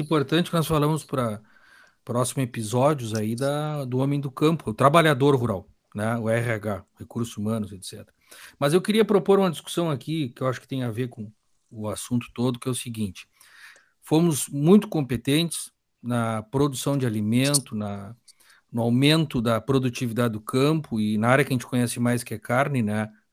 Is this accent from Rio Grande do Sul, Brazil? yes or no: yes; Gaúcho, Rio Grande do Sul, Brazil; nós somos gaúchos e brasileiros ou só gaúchos?